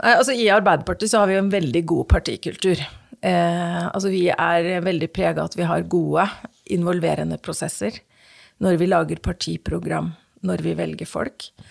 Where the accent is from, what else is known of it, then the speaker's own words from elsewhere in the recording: Fredrikstad, Østfold, Norway; når jeg er i Fredrikstad by, og noen spør hvor jeg kommer fra, så kommer jeg fra Torsnes.